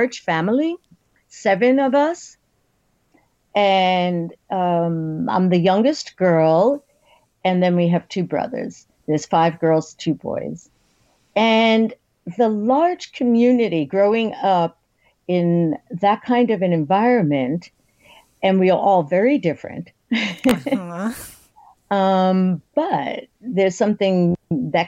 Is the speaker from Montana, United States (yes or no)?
no; New York City, New York, United States; from New York City. My family, my grandparents came over as immigrants to New York City.